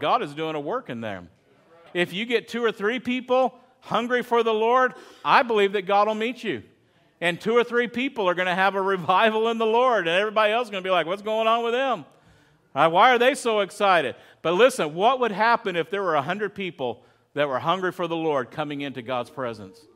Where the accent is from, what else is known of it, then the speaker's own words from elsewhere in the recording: Texas, United States; moved away as an adult; now in California, United States; I'm from Texas